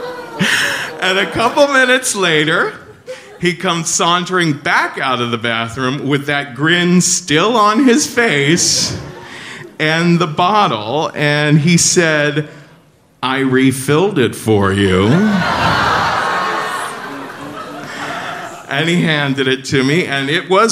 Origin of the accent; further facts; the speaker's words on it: Cincinnati, Ohio, United States; I'm from Cincinnati